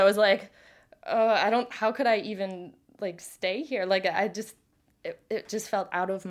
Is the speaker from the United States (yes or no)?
yes; Ware, Massachusetts, United States; I'm from Ware, Massachusetts.